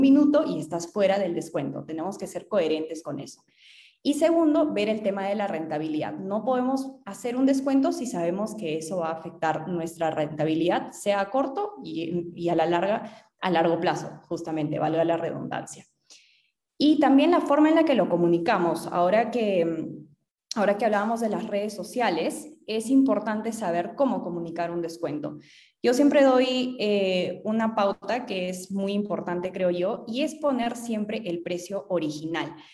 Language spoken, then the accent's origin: Spanish; Arequipa, Peru; also born or lived in Manchester; yo soy de Arequipa